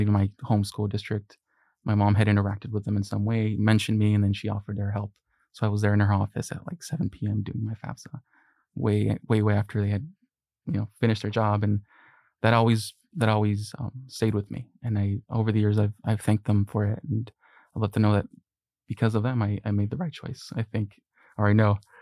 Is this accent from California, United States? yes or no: yes; Long Beach, California, United States; English is a second language; also born or lived in Mexico; I was born in Mexico, and at the age of six, uh, my family and I immigrated here. uh, and specifically to Long Beach, California, which is where I, I've, I've grown up